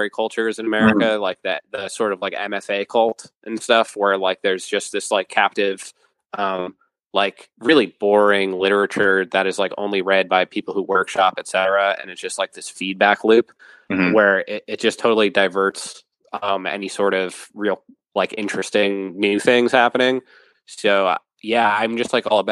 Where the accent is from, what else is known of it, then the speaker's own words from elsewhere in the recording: Western Massachusetts, United States; I grew up in Western Mass